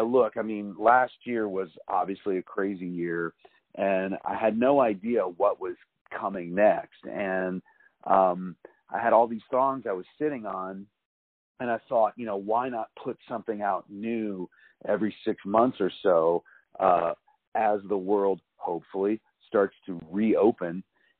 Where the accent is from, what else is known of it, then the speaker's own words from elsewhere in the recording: Fairfax County, Virginia, United States; accent: neutral; now in California, United States; So I grew up in the woods of Virginia. I grew up in Fairfax County, Virginia.